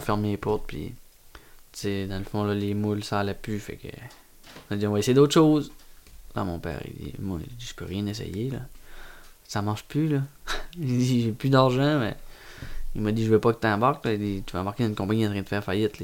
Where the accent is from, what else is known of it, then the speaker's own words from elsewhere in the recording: Carleton-sur-Mer, Quebec, Canada; je viens de Carleton, je veux toujours rester à Carleton. C'est ancré en dedans de moi.